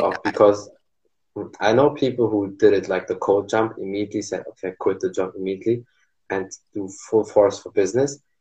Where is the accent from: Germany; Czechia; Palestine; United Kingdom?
Germany; English is a second language; I'm here from Germany, so I know my English is not perfect